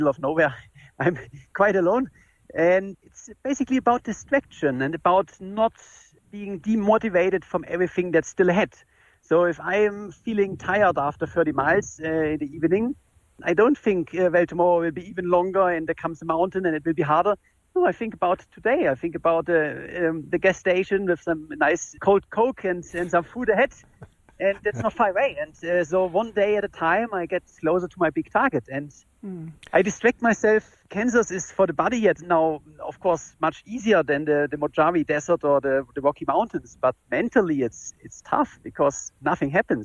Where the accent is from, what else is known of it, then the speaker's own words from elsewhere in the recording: Germany; I'm from Germany